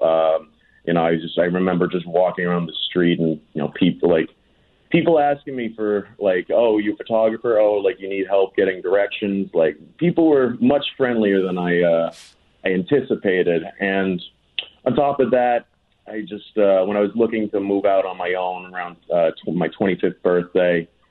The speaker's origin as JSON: {"language": "English", "area": "North Shore, north of Boston", "region": "Massachusetts", "country": "United States", "tie": "born or raised there", "also_born_or_lived": "Manila, Philippines", "moved": "as an adult", "lives_now": "Los Angeles, United States", "said": "I grew up outside of Boston, Massachusetts"}